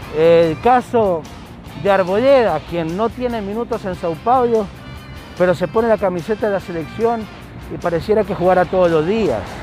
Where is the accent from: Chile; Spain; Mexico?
Chile; now in Ecuador; yo soy chileno, sí, soy chileno, pero vivo años aquí en el Ecuador y el periodismo lo hago acá